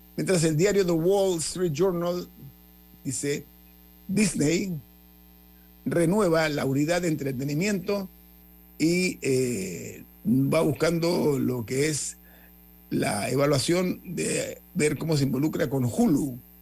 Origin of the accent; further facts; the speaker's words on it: Panama; yo como panameño